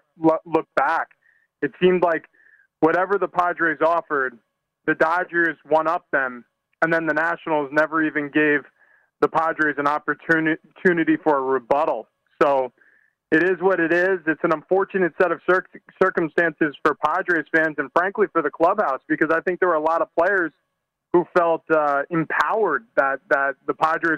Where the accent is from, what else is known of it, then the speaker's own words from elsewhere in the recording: New York, United States; now in San Diego, United States; I grew up on the East Coast. I was a New Yorker, and I say was because I've completely integrated into this lifestyle out here